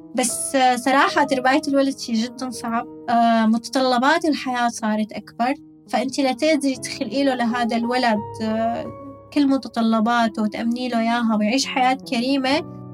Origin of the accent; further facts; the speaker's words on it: Damascus, Damascus Governorate, Syria; moved away as an adult; now in United Arab Emirates; عندنا بالشام